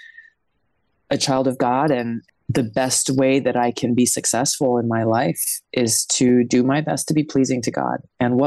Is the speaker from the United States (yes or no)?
yes; Hawaii, United States; also born or lived in American Samoa; my parents moved to Hawaii when I was 2 years old. So Hawaii's pretty much been home